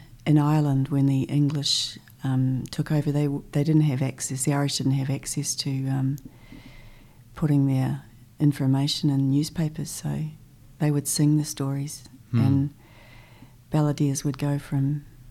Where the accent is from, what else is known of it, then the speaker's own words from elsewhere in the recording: Christchurch, Canterbury, New Zealand; I was born here in Riccarton, in Christchurch